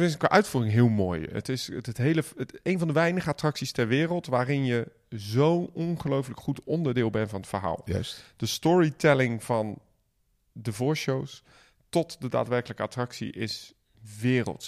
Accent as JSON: {"language": "Dutch", "country": "Netherlands", "said": "wij zijn Nederlanders"}